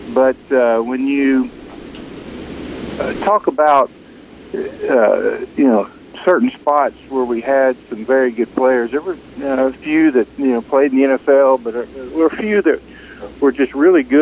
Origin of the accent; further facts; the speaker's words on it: Memphis, Tennessee, United States; also born or lived in DeSoto County, Mississippi / Minnesota; I grew up in Memphis and DeSoto County area